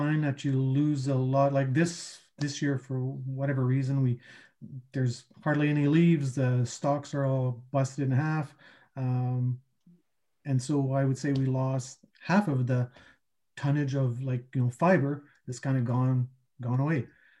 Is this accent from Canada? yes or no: yes; Manitoba, Canada; Oh, Southern Manitoba.